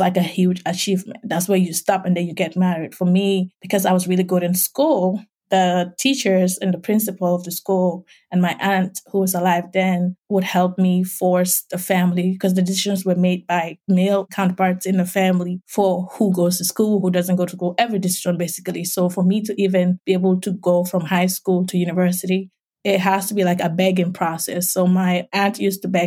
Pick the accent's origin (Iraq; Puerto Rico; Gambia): Gambia; accent: West African; moved away as an adult; now in United States; from my accent, you can tell I'm from West Africa. I grew up as an orphan in a small village